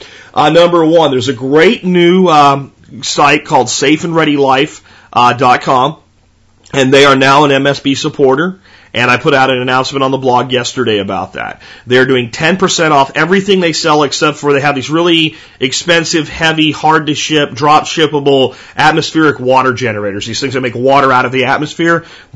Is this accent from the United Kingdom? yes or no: no; Canada; Remember, I'm Canadian.